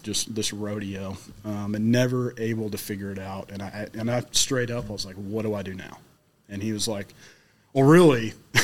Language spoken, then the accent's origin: English; Middle Tennessee, United States; I'm from Middle Tennessee. You know, I'm not from Florida